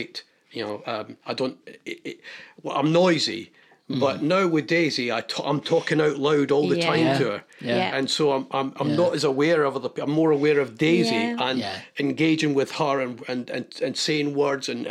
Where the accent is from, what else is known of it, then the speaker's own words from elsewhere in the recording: west of Scotland, United Kingdom; I'm from the west of Scotland